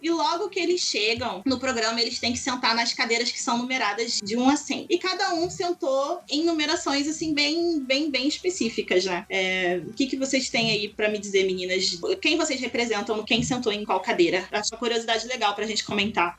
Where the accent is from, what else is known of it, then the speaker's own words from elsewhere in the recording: Rio de Janeiro, Brazil; Eu sou do Rio